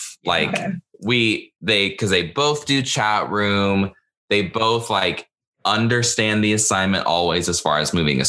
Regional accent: Texas, United States; and I'm from Texas

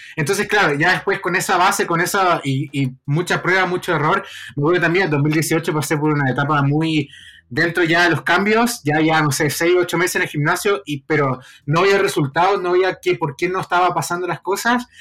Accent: Concepción, Biobío, Chile; en Concepción, que es la ciudad donde yo nací

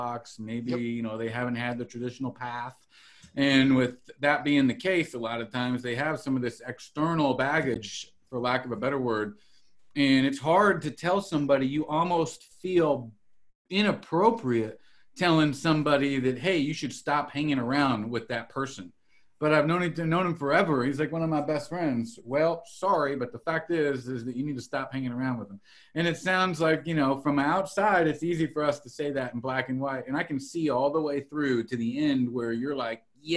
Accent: Salinas, California, United States; moved away as an adult; I was born and raised originally in Salinas, California.

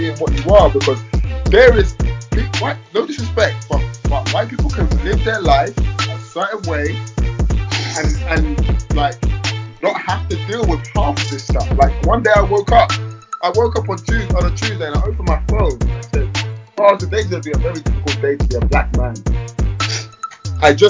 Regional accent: London, United Kingdom; I'm from London.

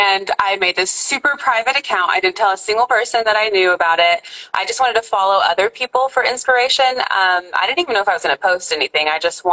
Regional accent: Oklahoma, United States; now in Georgia, United States; I'm from Oklahoma. I feel like an Okie, but I'm currently in Georgia.

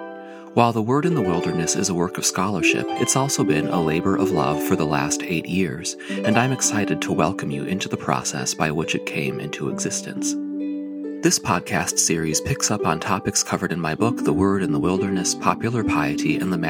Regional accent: Minnesota, United States; moved away as an adult; also born or lived in Wilmington, Delaware; That summer, I moved from my home state of Minnesota to Wilmington, Delaware, to begin graduate studies at the Winterthur Museum and University of Delaware.

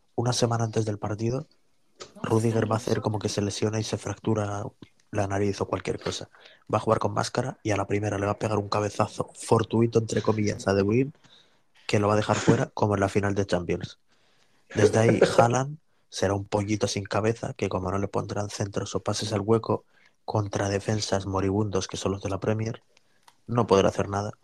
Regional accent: Bilbao, Basque Country, Spain; soy, indepe, País Vasco, Bilbao, Euskadi, una parte de España.

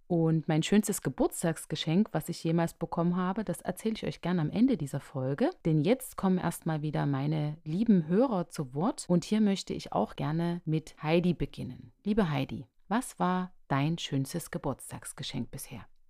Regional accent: Radebeul, Saxony, Germany; ich komme aus dem Osten, ganz genau komme ich aus Radebeul in der Nähe von Dresden und hier bin ich groß geworden

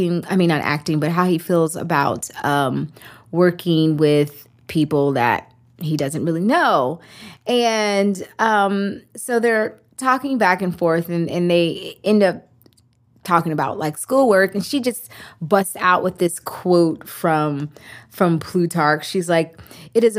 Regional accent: Richmond, Virginia, United States; I'm from Richmond, Virginia

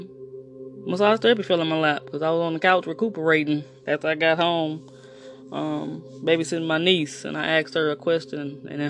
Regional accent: East St. Louis, Illinois, United States; East St. Louis, Illinois.

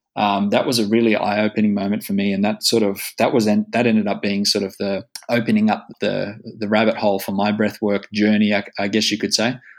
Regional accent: Sydney, New South Wales, Australia; moved away as an adult; now in Espoo, Finland; I was born in Manly, in, so which is just down the road from uh, Bondi

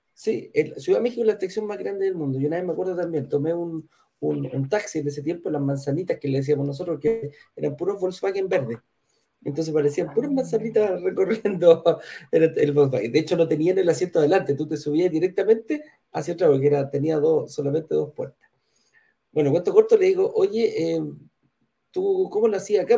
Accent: Chile; nos dice a, los chilenos

